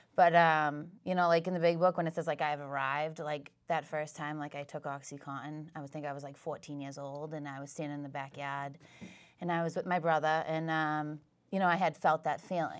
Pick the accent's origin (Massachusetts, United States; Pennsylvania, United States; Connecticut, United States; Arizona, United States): Massachusetts, United States; Whitman; I grew up in Whitman